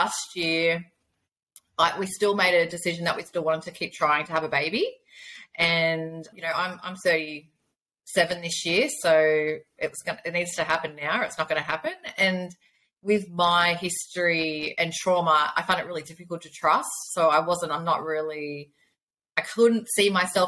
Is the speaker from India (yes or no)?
no; Australia; I am from Australia